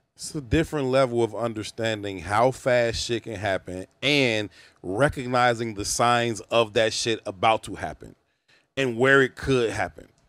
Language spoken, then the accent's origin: English; Chicago, Illinois, United States; I'm not from Oblock. It's five minutes from my crib